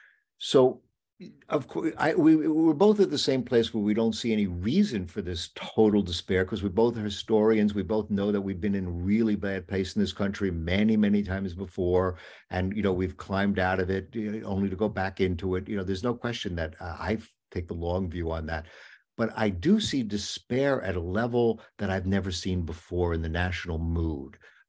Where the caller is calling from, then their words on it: Long Island, New York, United States; I mean, I'm speaking from Long Island right now